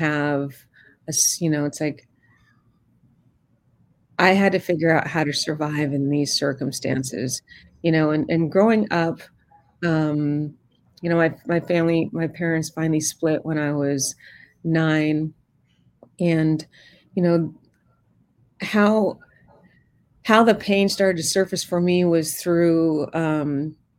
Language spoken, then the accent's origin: English; New York City, New York, United States; I was born in Queens, New York, mm-hmm. and in the 70s.